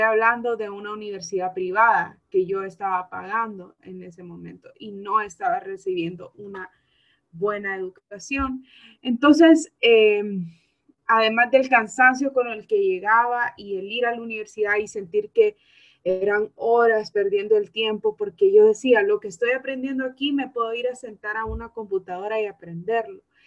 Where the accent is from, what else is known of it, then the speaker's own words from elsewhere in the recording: Honduras; la educación que se nos está brindando aquí como jóvenes hondureños es muy mala